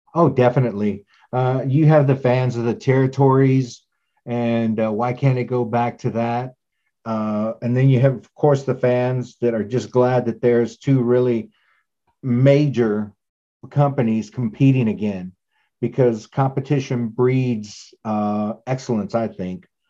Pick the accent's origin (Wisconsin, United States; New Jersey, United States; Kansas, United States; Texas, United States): Texas, United States; East; I grew up in East Texas